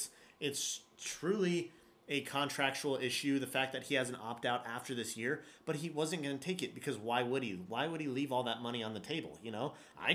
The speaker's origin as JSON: {"language": "English", "town": "Denver", "region": "Colorado", "country": "United States", "tie": "born or raised there", "said": "I'm from Denver, Colorado, so born and raised a Rockies guy."}